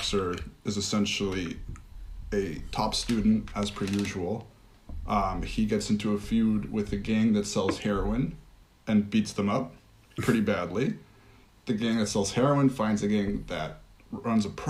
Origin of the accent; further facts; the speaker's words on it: United States; I'm American